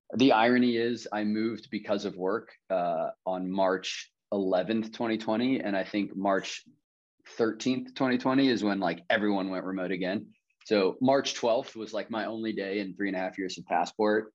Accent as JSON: {"language": "English", "town": "Kansas City", "region": "Kansas", "country": "United States", "tie": "born or raised there", "moved": "yes", "lives_now": "Charlotte, United States", "said": "I grew up on the Kansas side"}